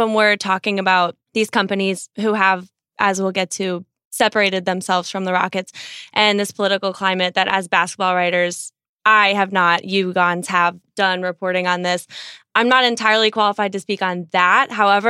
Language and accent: English; Ireland; We're both Irish people, so we just naturally blush.